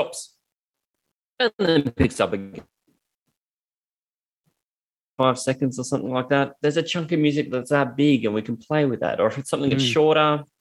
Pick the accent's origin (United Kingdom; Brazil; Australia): Australia